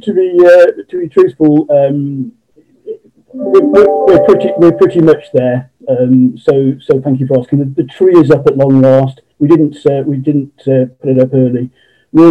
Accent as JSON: {"language": "English", "town": "Cheltenham", "region": "South West England", "country": "United Kingdom", "tie": "born or raised there", "said": "born and bred in Cheltenham in Gloucestershire"}